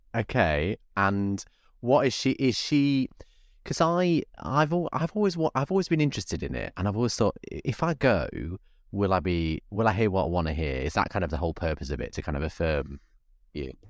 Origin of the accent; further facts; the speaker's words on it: Bradford, Yorkshire and the Humber, United Kingdom; now in London, United Kingdom; I live in London now, but I grew up in Yorkshire.